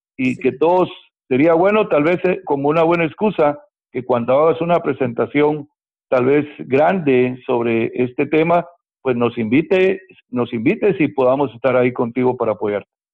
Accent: Guatemala; moved away as an adult; now in Miami, United States; en mi país de origen, Guatemala

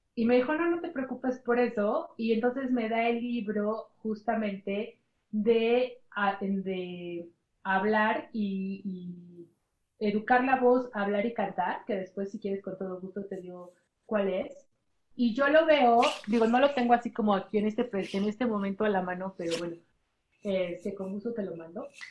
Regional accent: Mexico; soy la segunda mexicana

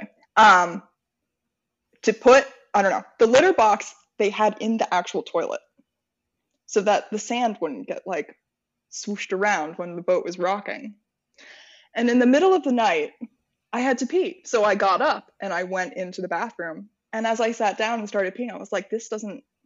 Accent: Maine, United States; I'm from Maine.

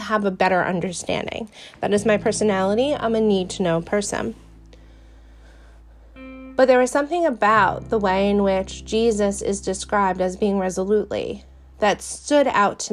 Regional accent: New York, United States; accent: Brooklyn-ish; I was born and raised in New York. I have never lived a day in Brooklyn, but I have a very Brooklyn-ish accent

